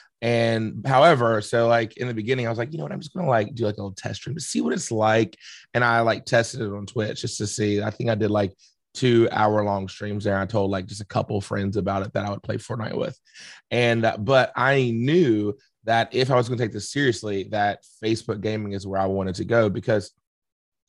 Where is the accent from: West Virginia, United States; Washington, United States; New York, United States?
West Virginia, United States; South Charleston; born and raised in Charleston, West Virginia, more specifically South Charleston.